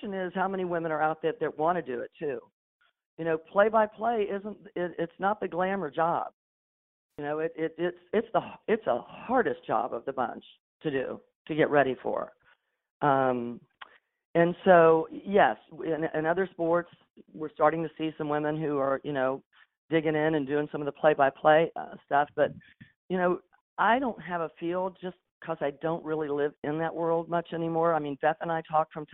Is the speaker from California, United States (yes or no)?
no; Tampa, Florida, United States; being in my hometown, raising my family